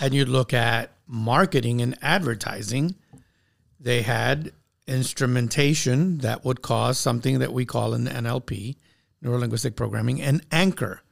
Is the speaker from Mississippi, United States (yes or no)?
no; New York City, New York, United States; growing up in New York City